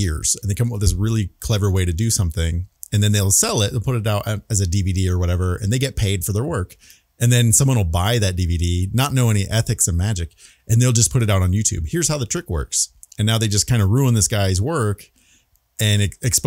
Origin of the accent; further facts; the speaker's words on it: Arizona, United States; I'm a native, born and raised right here in Arizona